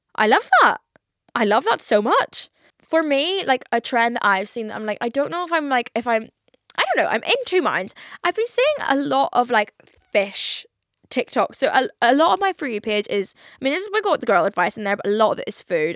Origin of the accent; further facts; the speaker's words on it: Belfast, Northern Ireland, United Kingdom; I grew up in Belfast, I don't think we really have any, like, fancy re-, like, sushi restaurants, like, compared to London